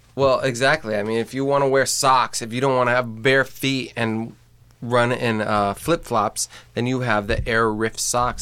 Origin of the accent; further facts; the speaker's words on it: Indiana, United States; I come from Indiana